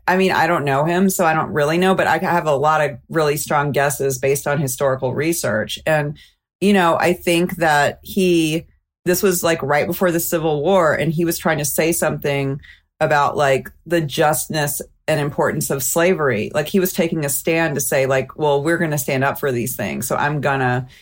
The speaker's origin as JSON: {"language": "English", "town": "Mobile", "region": "Alabama", "country": "United States", "said": "I'm from Mobile, Alabama"}